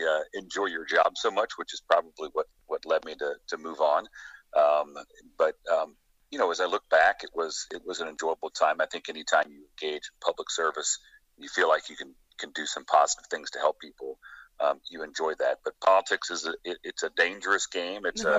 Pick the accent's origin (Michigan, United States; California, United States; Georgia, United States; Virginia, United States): Georgia, United States; a decade, as an elected official in my home state of Georgia.